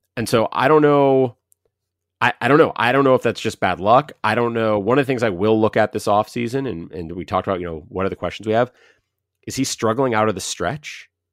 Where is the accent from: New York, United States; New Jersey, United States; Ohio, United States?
Ohio, United States; We're both from Ohio, both Ohio State fans growing up